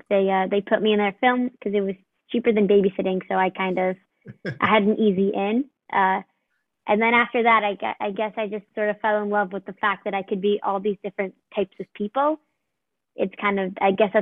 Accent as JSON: {"language": "English", "town": "New York City", "region": "New York", "country": "United States", "said": "I'm from New York"}